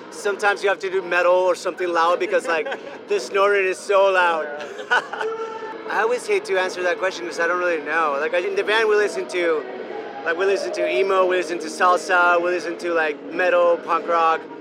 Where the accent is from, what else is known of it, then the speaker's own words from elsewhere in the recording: Venezuela; first language Spanish; English is a second language; moved away as an adult; now in Brooklyn, United States; I grew up in Venezuela. I only speak in Spanish. Like I, I didn't. When I moved to the states, I was 18 years old, and I didn't know any English at all